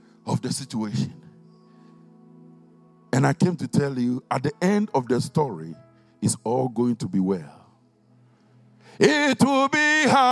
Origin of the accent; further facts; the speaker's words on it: Ghana; now in Stevenage, United Kingdom; When we were growing up in Ghana in those days